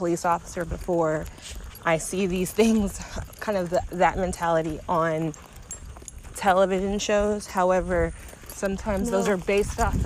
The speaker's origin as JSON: {"language": "English", "town": "Austin", "region": "Texas", "country": "United States", "tie": "born or raised there", "said": "I grew up in Austin"}